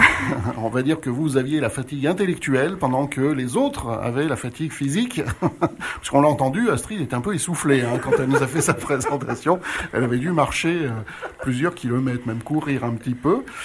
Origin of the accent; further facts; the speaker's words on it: France; chez nous, en France